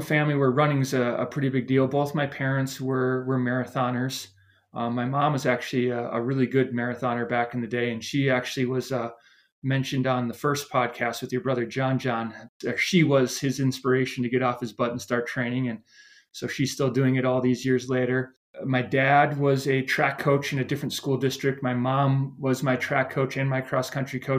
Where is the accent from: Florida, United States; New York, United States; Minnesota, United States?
Minnesota, United States; Montrose; moved away; I grew up about an hour west of Minneapolis, a small town called Montrose